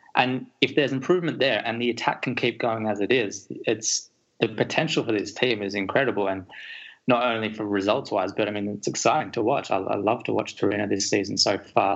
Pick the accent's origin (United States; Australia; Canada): Australia; as an Australian